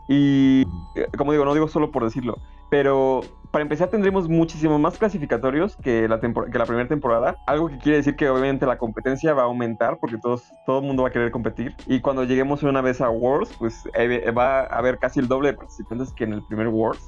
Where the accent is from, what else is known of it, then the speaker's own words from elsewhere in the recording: Mexico; como mexicano